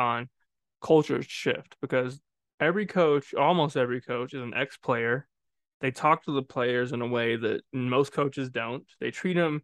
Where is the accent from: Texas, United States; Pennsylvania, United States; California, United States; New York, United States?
Texas, United States; I grew up in Texas, during those T.O. Romo times.